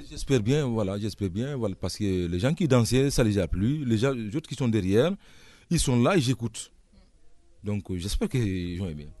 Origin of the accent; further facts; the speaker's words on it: Koundara, Boké Region, Guinea; moved away; also born or lived in Conakry, Guinea; je suis né à Koundara. Euh, voilà, c'est vers la frontière du Sénégal